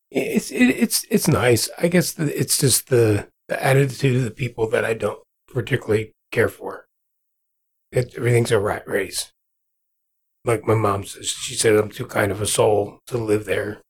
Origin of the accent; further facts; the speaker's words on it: New Jersey, United States; moved away as an adult; now in Kansas, United States; born and raised in New Jersey